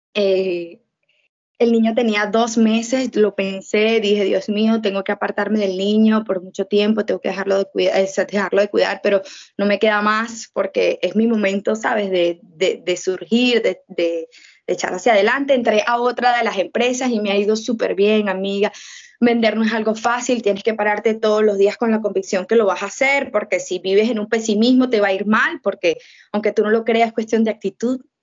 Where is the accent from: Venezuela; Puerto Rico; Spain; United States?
Venezuela; acá hay un corazón que late, que es mi tierra